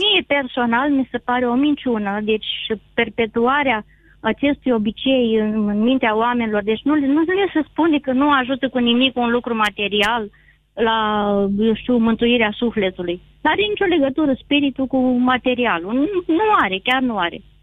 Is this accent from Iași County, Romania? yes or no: yes; Iași, Iași County, Romania; eu sunt din Iași